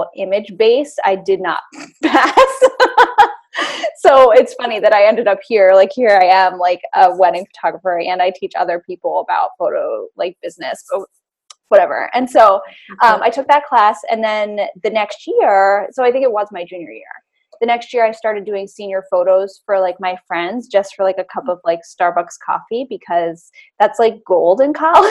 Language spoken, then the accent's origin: English; Boston, Massachusetts, United States; moved away as an adult; now in Hudson Valley, United States; I live in the Hudson Valley, New York now, but I grew up in Boston